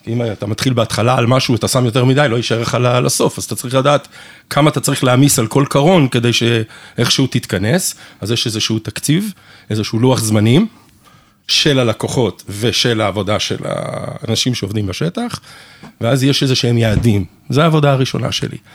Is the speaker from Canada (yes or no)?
yes; Canada; also born or lived in England; now in Israel; אני נולדתי בקנדה, ההורים שלי אנגלים, והם ממש אנגלים, אז אני חי, חייתי בקופסה שלהם, ואני ממש חצי, אני ישראלי לגמרי באופי שלי